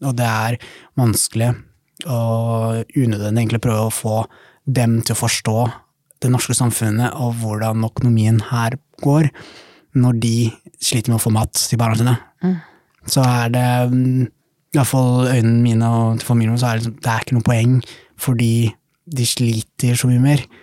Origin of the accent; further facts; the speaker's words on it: Somalia; now in Norway; Jeg husker jo Eller ja, være hjemme i Somalia.